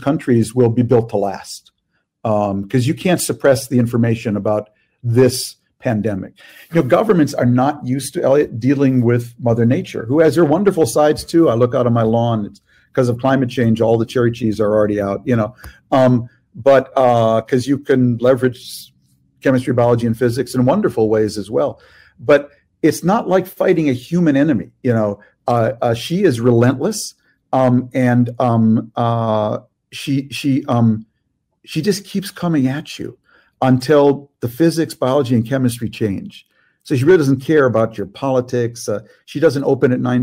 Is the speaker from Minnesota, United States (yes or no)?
yes; Minnesota, United States; I'm from Minnesota